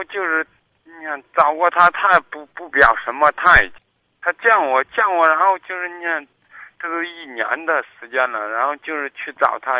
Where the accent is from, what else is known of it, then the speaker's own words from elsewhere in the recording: Kaifeng, Henan, China; moved away as an adult; now in Zhengzhou, China; 我家是开封的。